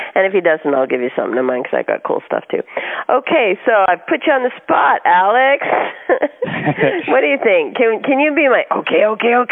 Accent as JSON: {"language": "English", "country": "Canada", "moved": "yes", "lives_now": "California, United States", "said": "I'm Canadian originally, but living in California"}